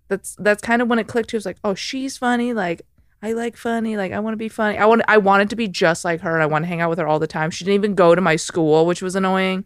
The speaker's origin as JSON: {"language": "English", "town": "Chicago", "region": "Illinois", "country": "United States", "tie": "born or raised there", "said": "I'm from Chicago, the suburbs"}